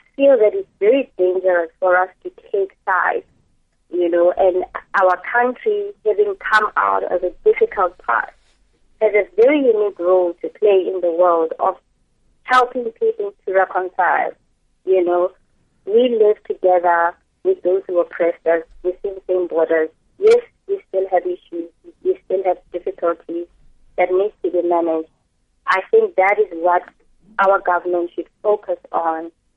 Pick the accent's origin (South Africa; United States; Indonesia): South Africa; being a South African